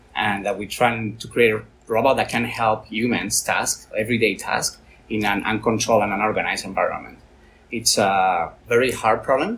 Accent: Valencia, Valencian Community, Spain; I'm from Valencia

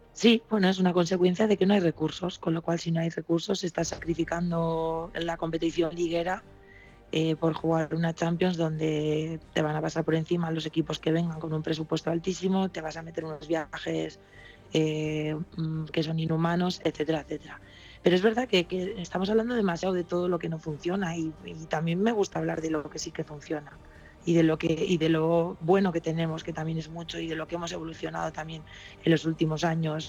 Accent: Basque Country, Spain; also born or lived in San Sebastián; para jugar las, las categorías de ahí me llevaron a la selección de Euskadi

